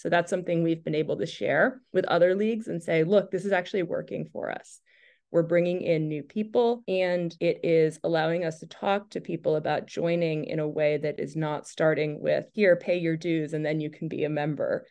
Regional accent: Falmouth, Maine, United States; also born or lived in Portland, Maine; I grew up in Falmouth

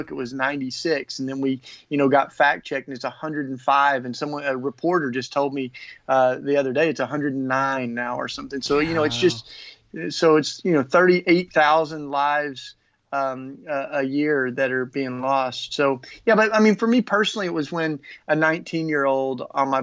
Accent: East Tennessee, United States; I grew up with guns, though. You know, East Tennessee

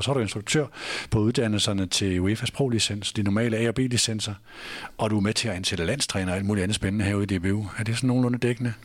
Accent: Nørresundby, North Denmark Region, Denmark; Jeg var højre bakke i Nubi hjemme i Nørre Sundby

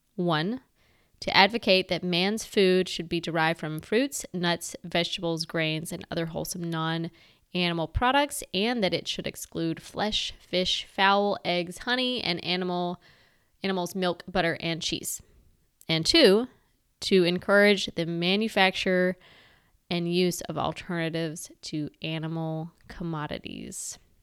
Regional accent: the South, United States; I'm a Southerner. I'm not ashamed of that. I am proud to be from the South

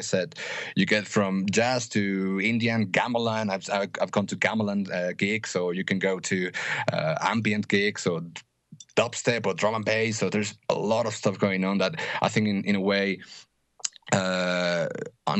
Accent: Mexico City, Mexico; also born or lived in United Kingdom; I grew up here in Mexico, and then when I was 18, I moved to the UK.

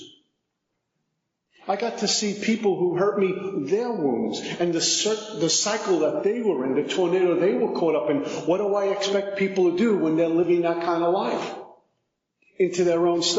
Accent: New York City, New York, United States; 5'11", 185, from Brooklyn, recovering alcoholic

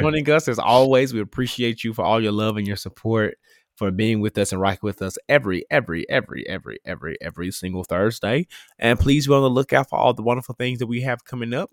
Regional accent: Memphis, Tennessee, United States; am very Memphis. Like, I may not be, like, your quintessential, like, Orange Mound guy

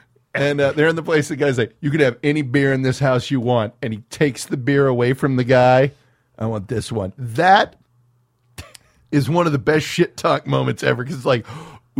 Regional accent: Los Angeles, California, United States; I grew up in South Central.

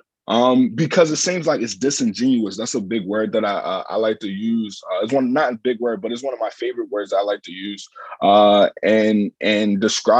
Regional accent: Baltimore, Maryland, United States; moved away as an adult; I'm originally from Baltimore, Maryland. I came up here from Baltimore, Maryland

